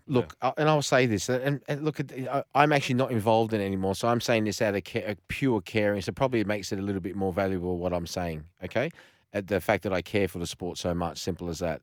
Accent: Australia; I've got an ethnic background, but I'm Australian. I was born here

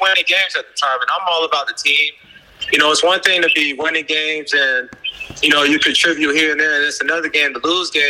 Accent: Palm Beach, Florida, United States; We were both Florida kids. He's from Tampa, I'm from Palm Beach.

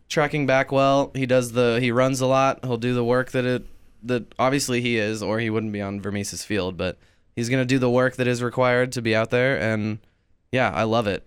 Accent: Kansas City, United States; I am from Kansas City.

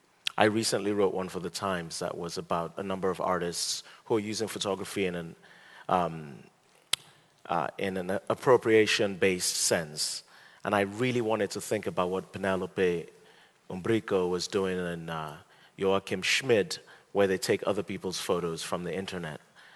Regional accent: Nigeria; also born or lived in United States; I'm a Nigerian and an American.

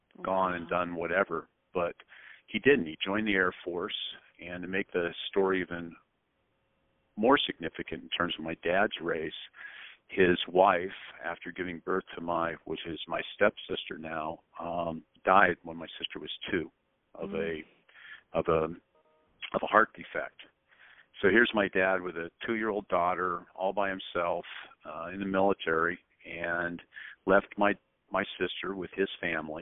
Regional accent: Spokane, Washington, United States; I was born in Spokane, Washington. I went to high school there

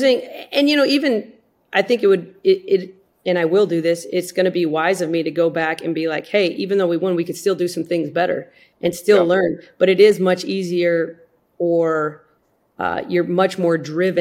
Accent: South Dakota, United States; I grew up in South Dakota.

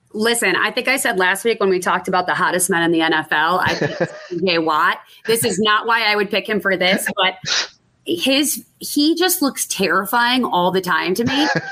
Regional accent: Buffalo, New York, United States; growing up in Buffalo

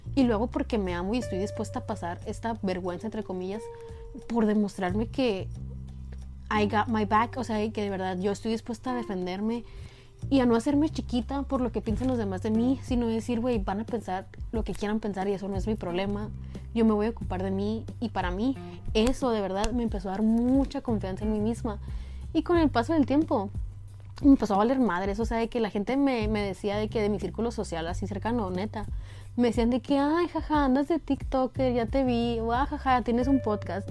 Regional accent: northern Sonora, Mexico; Yo soy del norte de Sonora

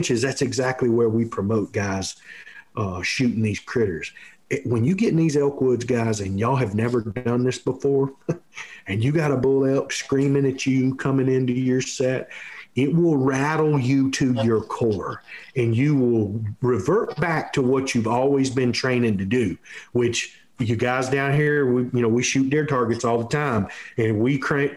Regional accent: Texas, United States; we grew up here in Texas shooting whitetail deer

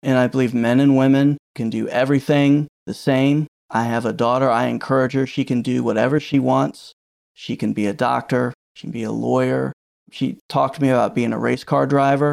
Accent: Virginia, United States; I've born and raised in Virginia

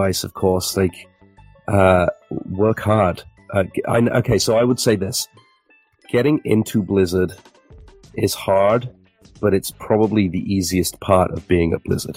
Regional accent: England, United Kingdom; being English

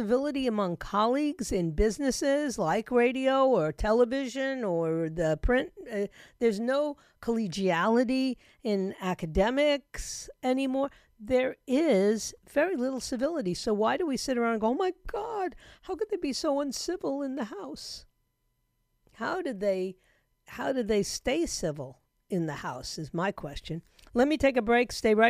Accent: United States; But I'm an American.

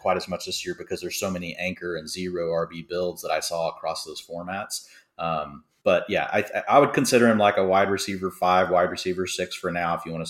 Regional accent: Dallas, Texas, United States; So I'm from Dallas, and the Cowboys were terrible when I first started watching football

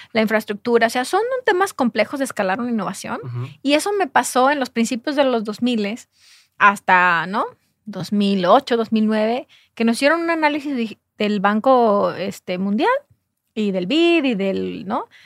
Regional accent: Jalisco, Mexico; yo soy de Jalisco

